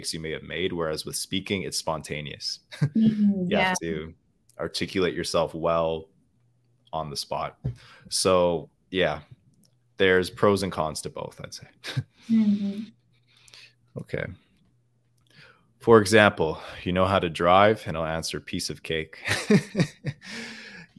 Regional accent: Winnipeg, Manitoba, Canada; accent: Canadian; first language English; My native language is English. The dialect I speak, it's Canadian. I come from the middle part of Canada. I doubt any of you guys know the city I come from, but it's called the city of Winnipeg

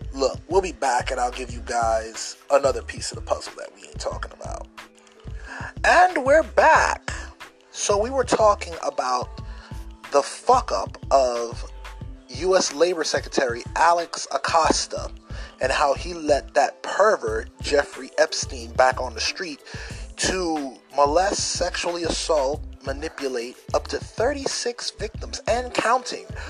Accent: Jamaica; I'm going to talk to you as a Jamaican.

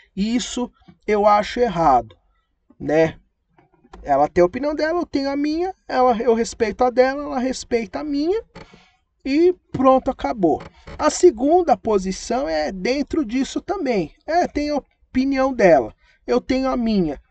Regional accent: Brazil; a gente somos brasileiros

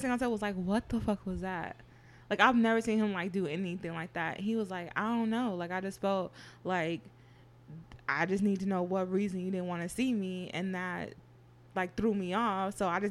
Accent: Berkeley, California, United States; I'm from Berkeley

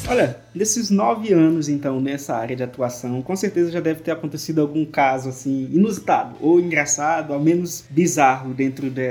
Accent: Goianésia do Pará, Pará, Brazil; Existe uma empresa lá na minha cidade, eu sou de Goianésia do Pará

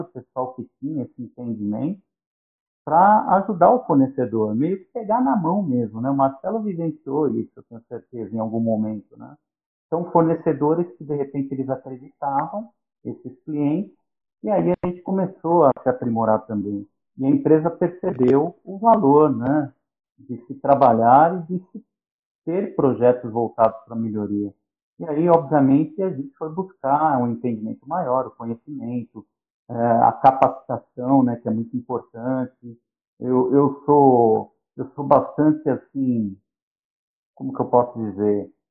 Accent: São Paulo, Brazil; now in São Bernardo do Campo, Brazil; Eu nasci em São Paulo, nasci em Moema, e morei em Moema até os 11 anos, depois fui para o Jardim Aeroporto, onde eu fiquei

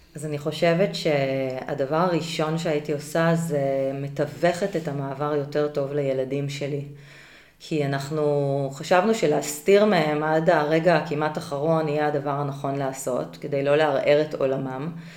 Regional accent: Israel; moved away as an adult; also born or lived in Singapore

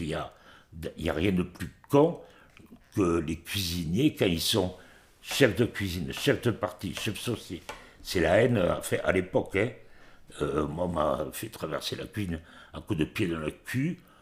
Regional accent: Montpellier, Occitania, France; j'étais de Montpellier

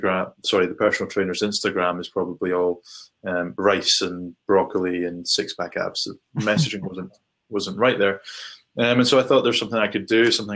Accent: Shetland Islands, Scotland, United Kingdom; moved away as an adult; also born or lived in Manchester; I grew up in the Shetland Islands, so as far north as you can go in the UK

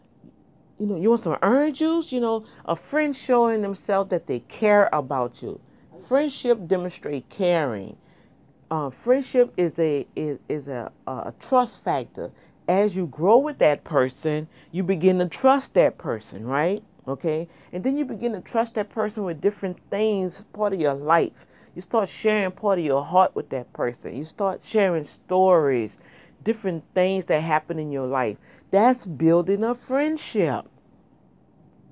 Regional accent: New Orleans, Louisiana, United States; moved away; we grew up back in New Orleans

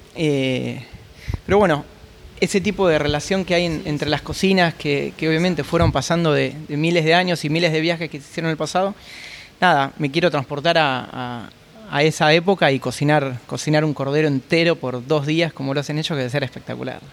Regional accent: Buenos Aires, Argentina; moved away as an adult; now in Oman; yo soy de Buenos Aires, Argentina, eh, muy conocidos por, el fútbol y el, asado

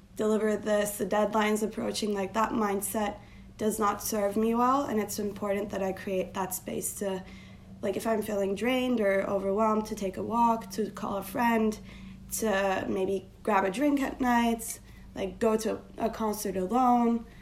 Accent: Turkey; moved away as an adult; now in New York, United States; I am born and raised in Turkey, uh, but I've been living in New York for the last eight years of my life.

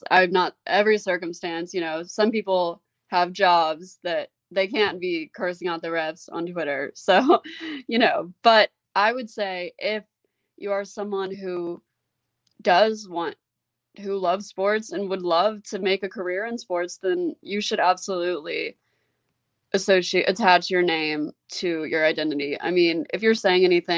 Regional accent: Memphis, Tennessee, United States; I wouldn't have wanted to be raised anywhere else. I think being raised here really helped like shape who I am

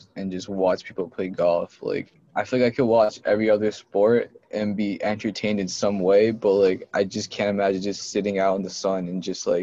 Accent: Carmel, New York, United States; I'm from Carmel, New York

